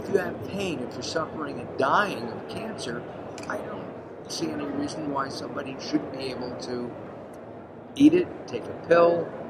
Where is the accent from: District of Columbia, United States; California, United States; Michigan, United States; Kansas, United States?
California, United States; I'm from California